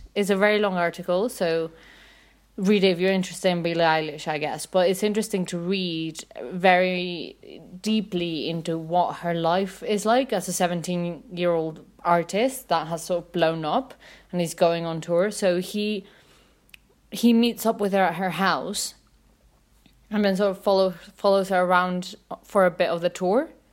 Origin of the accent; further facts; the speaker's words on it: Mexico City, Mexico; I'm from Mexico City.